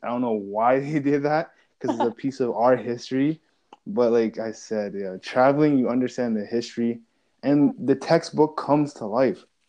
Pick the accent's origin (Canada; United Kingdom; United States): Canada; we are both Canadian.